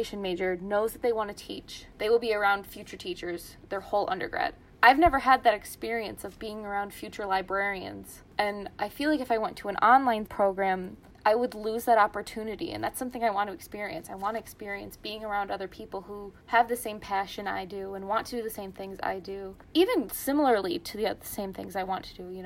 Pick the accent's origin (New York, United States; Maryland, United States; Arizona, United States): New York, United States; Ilion; I am from Ilion, New York, which is near Utica, New York, about an hour from Syracuse